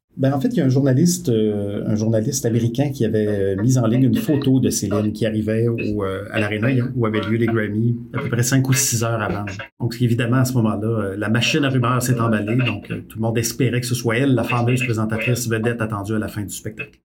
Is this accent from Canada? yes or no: yes; Quebec, Canada; ici, chez nous, au Québec